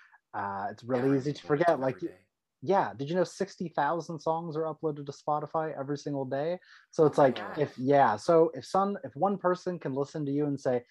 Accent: San Diego, California, United States; I'm from San Diego

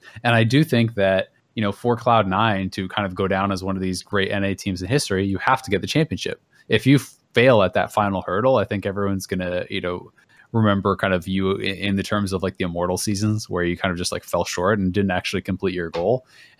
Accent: Kingston, Ontario, Canada; I'm from Kingston.

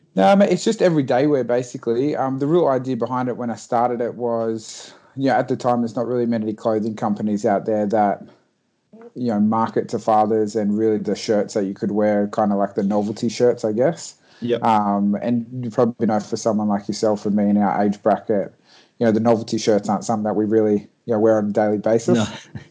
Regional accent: Port Macquarie, New South Wales, Australia; moved away as an adult; now in Sydney, Australia; From a little town called Port Macquarie, um, but moved down to Sydney about three years ago for my full time job

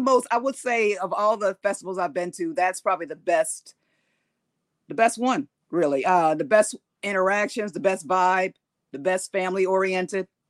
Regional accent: East Coast, United States; now in California, United States; I am from the East Coast originally

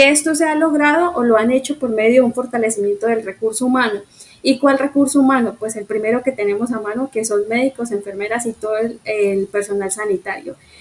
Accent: Colombia; como sociedad colombiana

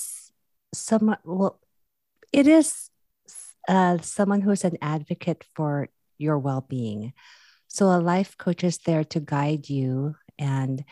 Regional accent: Philippines; now in California, United States; I'm originally from the Philippines too

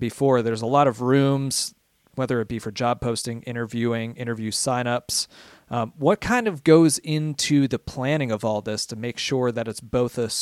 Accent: Philadelphia, Pennsylvania, United States; moved away as an adult; I'm from Philadelphia originally

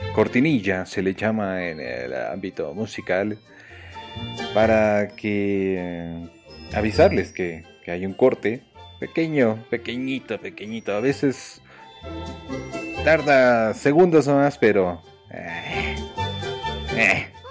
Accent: Mexico; somos mexicanos

